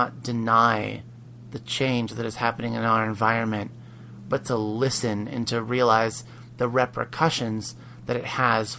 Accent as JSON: {"language": "English", "region": "Pennsylvania", "country": "United States", "tie": "born or raised there", "said": "growing up in Pennsylvania"}